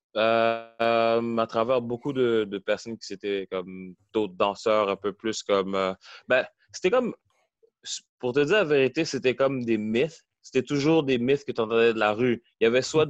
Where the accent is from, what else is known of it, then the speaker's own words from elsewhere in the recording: Montreal, Quebec, Canada; Oui, j'ai grandi à Montréal. J'ai grandi au début euh, dans le coin de Côte-des-Neiges